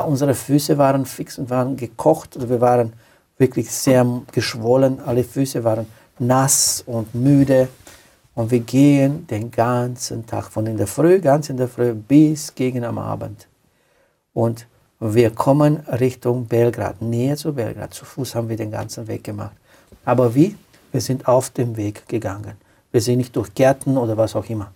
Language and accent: German; Romania; German is a second language; moved away as an adult; also born or lived in Austria; now in Klagenfurt, Austria; Ich stamme aus Rumänien. Ich bin nach Österreich geflüchtet